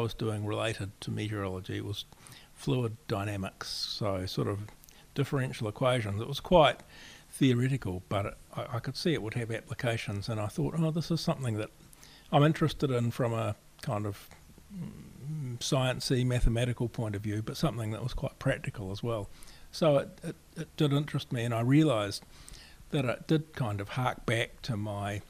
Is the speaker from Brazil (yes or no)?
no; Springfield, Canterbury, New Zealand; now in Wellington, New Zealand; I grew up in the very middle of the South Island in central Canterbury, a little village called Springfield